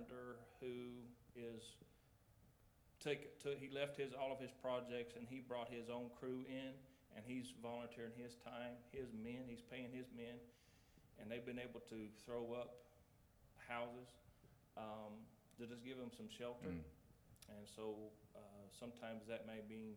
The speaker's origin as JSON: {"language": "English", "region": "Appalachia", "country": "United States", "said": "the spirit of the mountain people is we're Appalachian strong"}